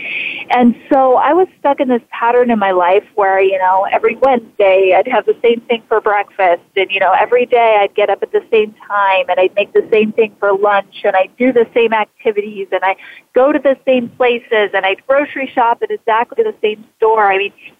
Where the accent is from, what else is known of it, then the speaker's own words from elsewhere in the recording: Idaho, United States; moved away as an adult; I was born and raised in Idaho